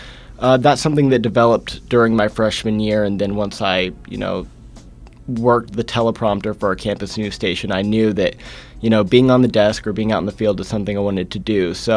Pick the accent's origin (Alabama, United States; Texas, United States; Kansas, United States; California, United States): Kansas, United States; Salina; I am born and raised here in Kansas. I grew up in Salina, so just about an hour north.